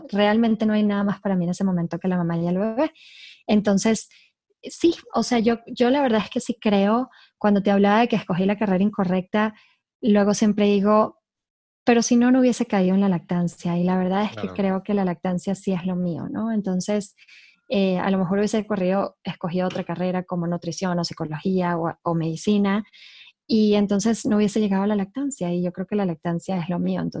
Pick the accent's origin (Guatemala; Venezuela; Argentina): Venezuela; accent: hybrid; now in Mexico; Yo soy, por si me oyen un acento híbrido, soy de Venezuela.